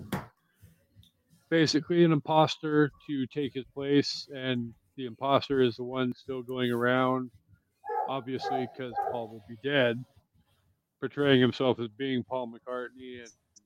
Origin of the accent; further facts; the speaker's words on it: Aberdeen, Washington, United States; he grew up in my hometown